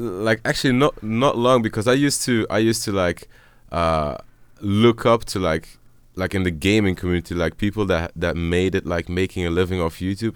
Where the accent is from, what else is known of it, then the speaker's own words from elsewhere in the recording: Dutch speaking part, Flanders, Belgium; I'm from the Dutch speaking part